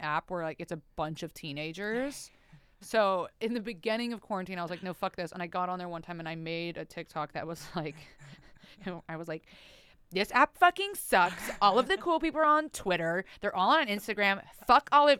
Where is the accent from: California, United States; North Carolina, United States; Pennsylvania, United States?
California, United States; Oceanside; moved away as an adult; I am from Oceanside, which is outside of San Diego, like 45 minutes north of San Diego